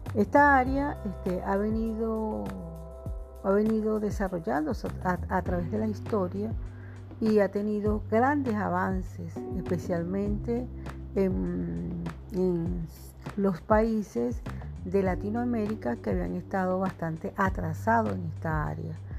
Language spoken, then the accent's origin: Spanish; Venezuela; yo hablo eh, como, como venezolana